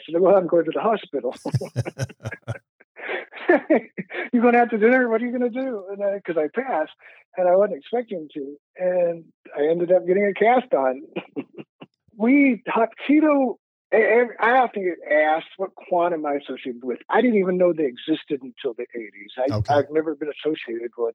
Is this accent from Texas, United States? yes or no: yes; Texas, United States; I'm from Texas.